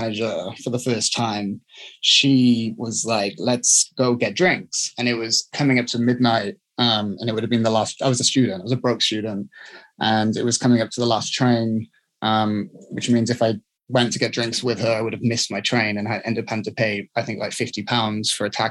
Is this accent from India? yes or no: no; South Wales, United Kingdom; also born or lived in London; now in Los Angeles, United States; I was born in London and I grew up in Wales